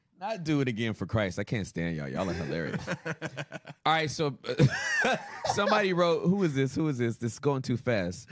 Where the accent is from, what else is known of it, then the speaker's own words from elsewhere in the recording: Inglewood, California, United States; I lived off Crenshaw and Arborvita, 2 blocks away from the Great Western Forum. Represent Inglewood, Sentinella Hospital. That's where I'm from